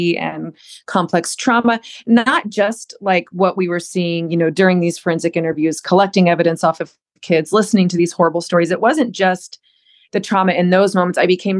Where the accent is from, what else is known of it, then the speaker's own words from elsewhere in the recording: Southern United States, United States; I was raised in the South, raised in a religious military home